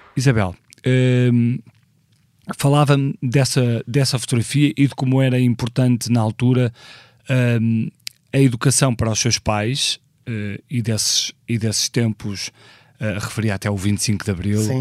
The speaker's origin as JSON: {"language": "Portuguese", "town": "Porto", "region": "Norte", "country": "Portugal", "tie": "born or raised there", "said": "nasci no Porto, um ano antes, em 1976"}